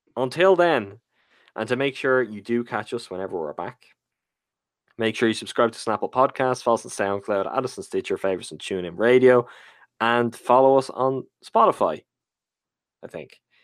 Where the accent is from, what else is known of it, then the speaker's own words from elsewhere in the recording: Ireland; as an Irish man